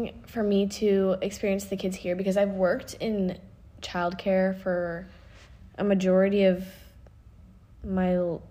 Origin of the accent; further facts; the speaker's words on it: Dallas, Texas, United States; I go to the University of Kansas. I'm from Dallas, Texas.